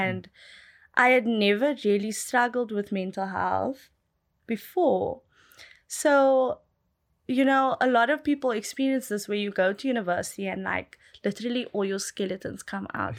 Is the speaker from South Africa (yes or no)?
yes; South Africa; I grew up in Malibu Village